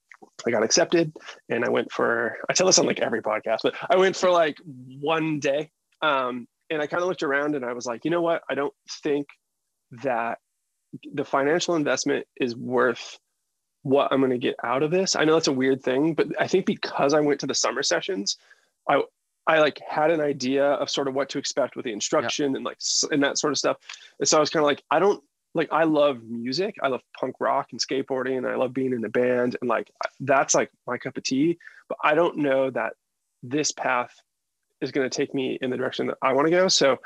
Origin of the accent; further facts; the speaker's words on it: Boston, Massachusetts, United States; also born or lived in Seattle, United States / Northern California, United States / Los Angeles, United States; So I ended up in Seattle, and then I moved around a ton as a kid. So I lived in Northern California. I also lived in LA before I came out to Boston. And I've called Boston home for like 30 years now.